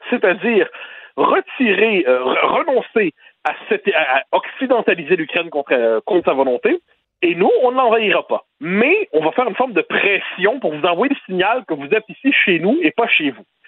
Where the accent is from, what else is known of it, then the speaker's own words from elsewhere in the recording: Quebec, Canada; quand on est québécois